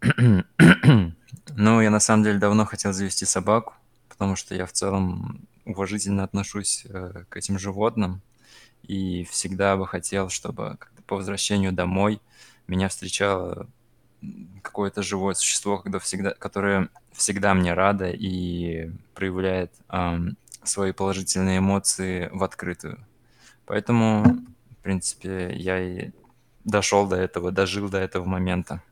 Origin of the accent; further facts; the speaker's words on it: Khimki, Moscow Oblast, Russia; я из Химок